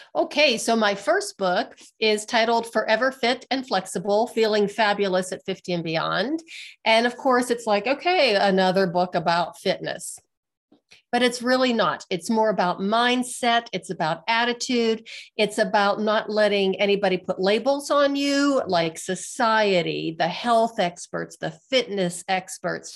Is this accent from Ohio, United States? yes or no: no; Western Pennsylvania, United States; now in Colorado, United States; I'm from Western Pennsylvania